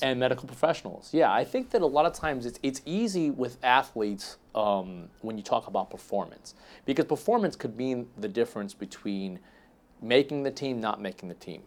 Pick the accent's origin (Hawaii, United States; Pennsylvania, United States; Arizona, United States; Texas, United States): Texas, United States; Dallas; I was born in Dallas